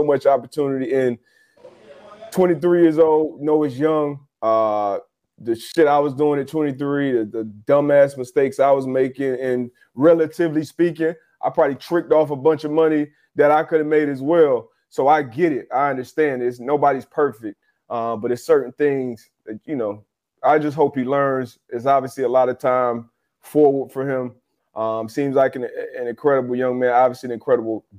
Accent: Miami, Florida, United States; my hometown Heat

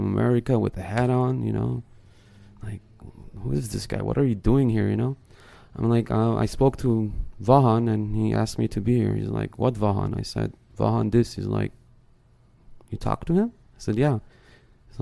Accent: United States; I grew up in the States

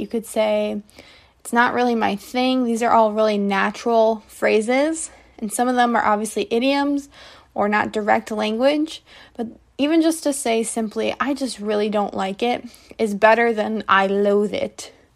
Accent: United States; I'm an English teacher from the United States

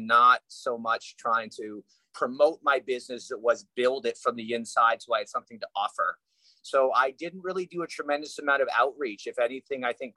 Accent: Canada; moved away as an adult; now in Los Angeles, United States; I grew up in Canada

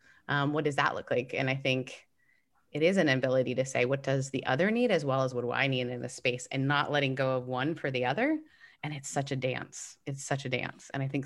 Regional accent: Canada; I'm Canadian.

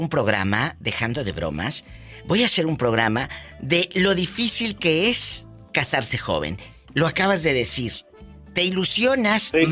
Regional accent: Meoqui, Chihuahua, Mexico; En Meoqui, Chihuahua.

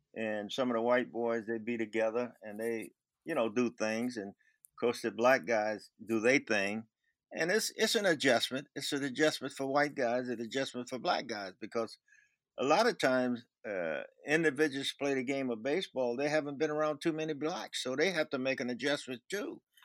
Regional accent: Mobile, Alabama, United States; moved away as an adult; also born or lived in Chicago; being from uh, Mobile, Alabama, I remember I didn't move to Chicago until 1966

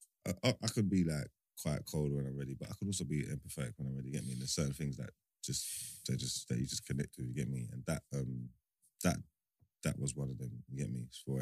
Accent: London, United Kingdom; I'm from East.

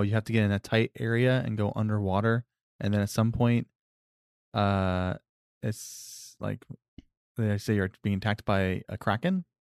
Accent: Florida, United States; I moved to Florida when I was in kindergarten

